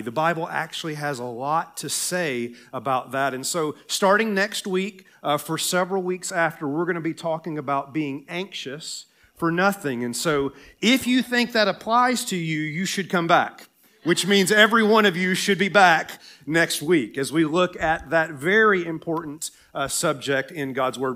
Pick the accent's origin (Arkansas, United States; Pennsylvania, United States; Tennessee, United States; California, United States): Tennessee, United States; accent: Southern; moved away; Tennessee, my home state